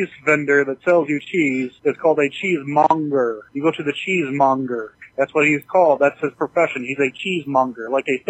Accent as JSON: {"language": "English", "region": "Florida", "country": "United States", "tie": "born or raised there", "moved": "yes", "said": "growing up in Florida"}